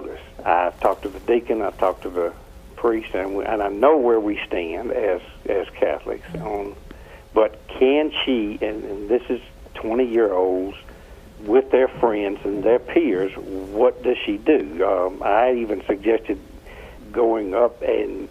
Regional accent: Atlanta, Georgia, United States; Atlanta, Georgia

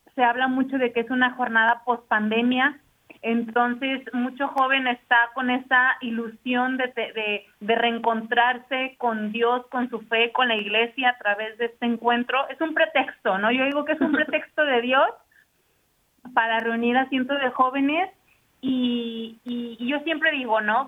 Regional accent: Guadalajara, Jalisco, Mexico; yo soy de Guadalajara, entonces en Guadalajara, ¿no? O, en México

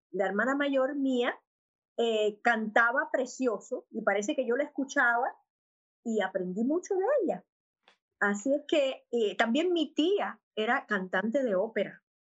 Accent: Havana, Cuba; born there; Pues nací en La Habana, Cuba, eh, de una familia maravillosa, mi papá y mi mamá, los dos de La Habana, un hogar católico

